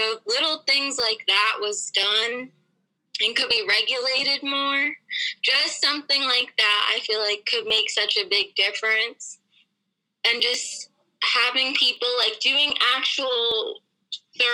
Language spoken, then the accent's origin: English; Wilmington, Delaware, United States; I'm from Wilmington, Delaware. I've lived here my whole life. Went to Stanford.